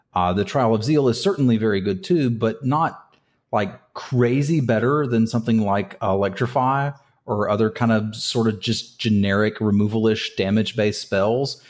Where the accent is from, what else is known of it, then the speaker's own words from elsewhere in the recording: United States; I'm from, I'm from Carolina